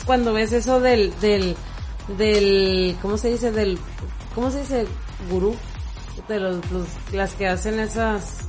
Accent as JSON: {"language": "Spanish", "country": "Mexico", "said": "nosotros como mexicanos"}